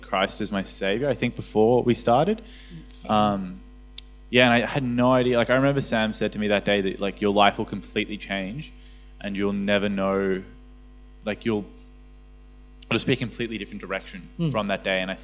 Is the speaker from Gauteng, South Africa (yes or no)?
yes; Johannesburg, Gauteng, South Africa; moved away; I come from Johannesburg in South Africa, so we have a lot of like occultic influences there